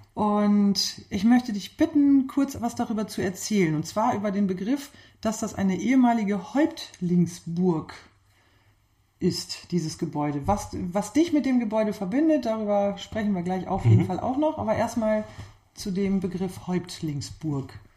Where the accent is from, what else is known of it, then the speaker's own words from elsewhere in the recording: Klostermoor, Lower Saxony, Germany; moved away as an adult; Aufgewachsen bin ich in Klostermoor im Landkreis Leer.